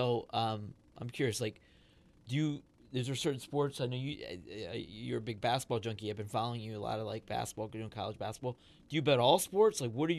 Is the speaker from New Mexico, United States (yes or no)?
no; Ohio, United States; now in Pennsylvania, United States; I grew up in Ohio